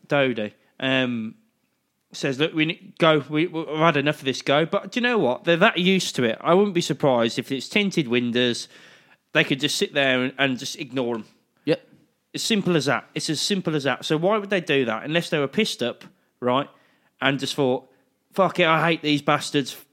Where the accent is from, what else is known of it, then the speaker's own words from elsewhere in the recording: United Kingdom; I'm British